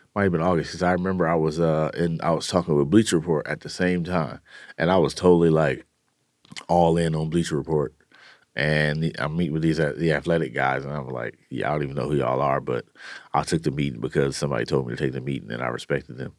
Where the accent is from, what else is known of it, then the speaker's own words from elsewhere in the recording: Oakland, California, United States; I grew up in the, uh, you know, in East Oakland